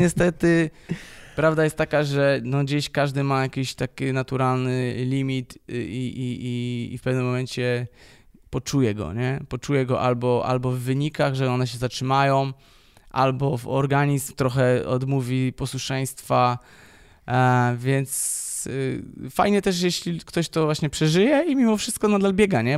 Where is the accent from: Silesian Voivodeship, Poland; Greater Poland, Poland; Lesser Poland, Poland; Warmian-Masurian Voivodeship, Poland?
Greater Poland, Poland; Poznań; jestem z Poznania